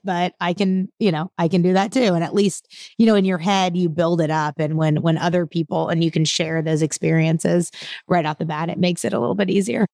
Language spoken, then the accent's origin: English; Houston, Texas, United States; I was raised outside of Houston, but most of my extended family is all still in Louisiana.